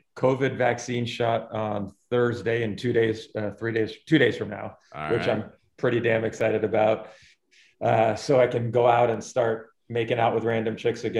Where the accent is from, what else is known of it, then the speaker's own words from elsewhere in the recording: West Coast, United States; moved away; I'm from the West Coast.